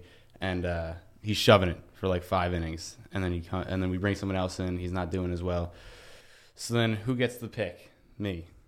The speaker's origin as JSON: {"language": "English", "town": "Lindenhurst", "region": "New York", "country": "United States", "said": "So I am from Long Island, New York, right? A little town called Lindenhurst."}